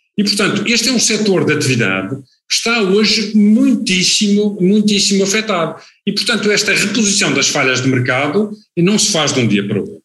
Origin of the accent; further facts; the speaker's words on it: Madeira, Portugal; como madeirense